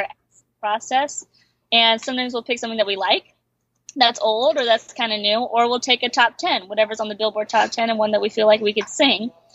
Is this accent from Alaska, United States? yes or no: yes; Alaska, United States; moved away; we grew up in Alaska